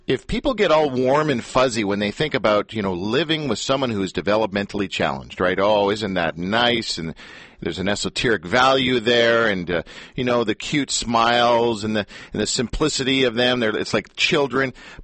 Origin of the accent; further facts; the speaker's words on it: Richmond Hill, Ontario, Canada; I grew up in Richmond Hill, and just down the street from me was a Catholic church.